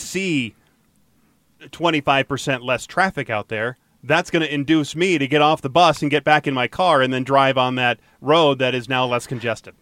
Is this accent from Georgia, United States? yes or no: yes; Atlanta, Georgia, United States; now in Colorado, United States; I grew up in Atlanta, and so I would go downtown Atlanta all the time